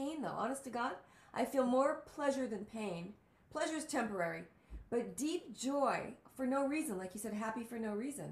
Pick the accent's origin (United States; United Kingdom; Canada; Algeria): United States; New York; also born or lived in El Paso, Texas; now in Los Angeles, United States; I'm from El Paso, Texas, and I grew up in New York